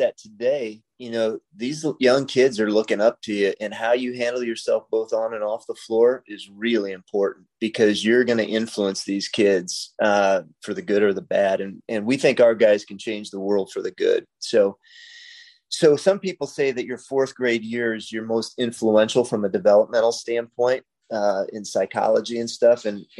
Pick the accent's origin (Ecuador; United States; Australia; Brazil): United States; Freeport, Illinois; also born or lived in Nebraska; I was born in Nebraska, but then grew up in Northern Illinois, just probably 15 miles south of the Wisconsin border. So my hometown was Freeport. So I am a Freeport pretzel